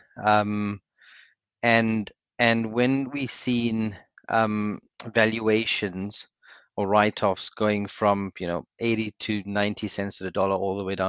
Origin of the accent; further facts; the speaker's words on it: South Africa; moved away as an adult; now in United Kingdom; So I'm South African born. I did my university in South Africa. I moved to the UK in 2004.